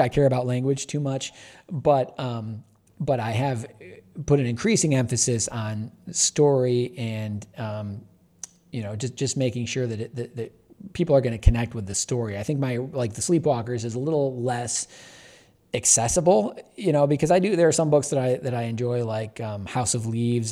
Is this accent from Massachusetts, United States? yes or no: no; Michigan, United States; a kid growing up in Michigan in the eighties